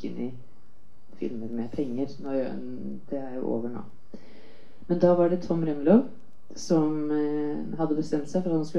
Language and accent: Norwegian; Sweden; now in Norway; Altså, jeg kom fra Sverige, og det er, filmtradisjonen i Sverige er veldig tung.